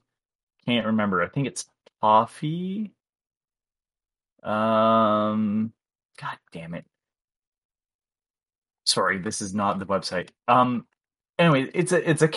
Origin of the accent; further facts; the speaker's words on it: Canada